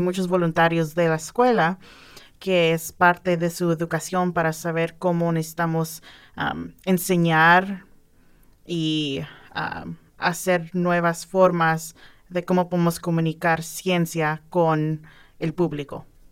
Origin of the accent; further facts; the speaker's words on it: outside Los Angeles, California, United States; moved away as an adult; also born or lived in San Diego, United States; now in Bloomington, United States; yo soy de California, fuera de Los Ángeles. Um, nací ahí, ah, hice mi escuela